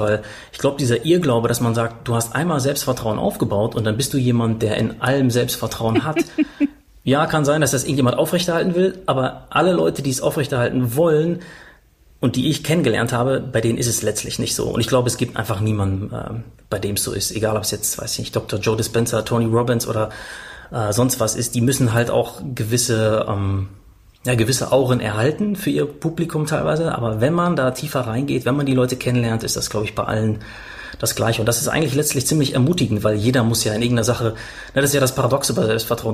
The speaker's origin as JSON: {"language": "German", "town": "Paderborn", "region": "North Rhine-Westphalia", "country": "Germany", "tie": "born or raised there", "said": "einen Park in Paderborn, war das, wo ich aufgewachsen bin"}